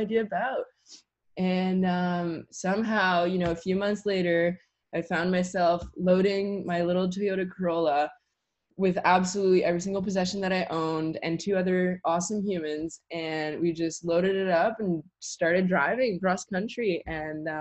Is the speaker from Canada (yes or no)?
yes; Wakefield, Quebec, Canada; moved away as an adult; now in Nelson, Canada; I was born and raised in Wakefield, Quebec